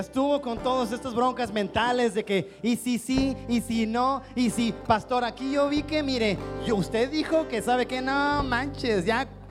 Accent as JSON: {"language": "Spanish", "region": "Chiapas", "country": "Mexico", "said": "nuestro Chiapas"}